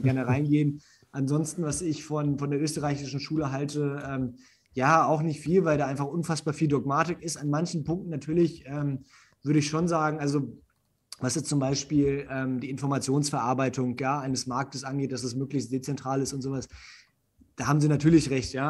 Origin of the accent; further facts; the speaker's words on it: Germany; Bei uns in Deutschland